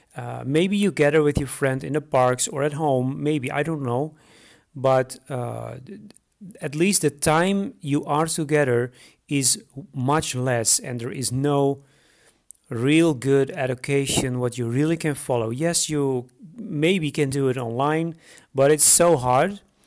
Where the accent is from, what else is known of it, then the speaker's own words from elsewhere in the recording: Netherlands; moved away as an adult; now in Romania; I am originally from the Netherlands and I moved to Romania in 2012.